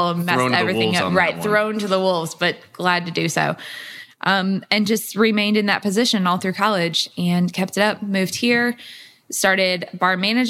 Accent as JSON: {"language": "English", "town": "St. Louis", "region": "Missouri", "country": "United States", "moved": "as an adult", "lives_now": "Louisville, United States", "said": "I'm originally from St. Louis. I've only been in Louisville for about 5 years now"}